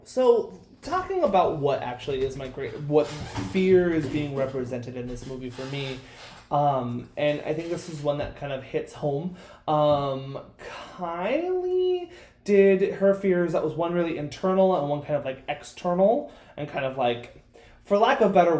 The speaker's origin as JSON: {"language": "English", "country": "United States", "said": "being an American and living in America"}